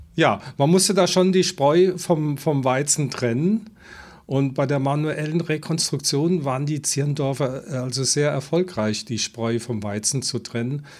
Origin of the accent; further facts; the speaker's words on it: Germany; Ich komme aus dem Westen